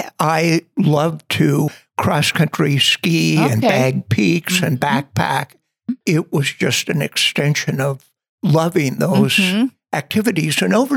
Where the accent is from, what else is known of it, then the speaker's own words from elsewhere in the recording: Billings, Montana, United States; also born or lived in Missoula, Montana / Helena, Montana; I was raised in Billings. I was born in Missoula while my mom and dad were going to college.